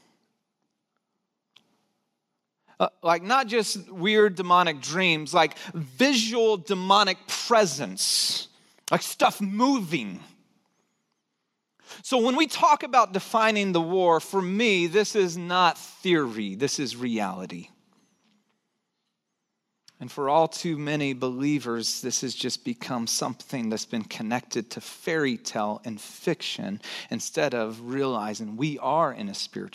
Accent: Santa Cruz, California, United States; also born or lived in Kaufman, Texas; When I was 9 years old, we moved one summer around this time from Kaufman, rural Texas, to Santa Cruz, California

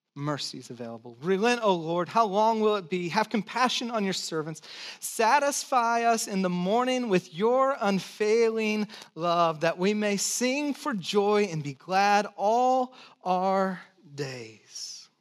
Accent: Santa Cruz, California, United States; also born or lived in San Jose; I pastored this church over in San Jose, but I grew up in Santa Cruz

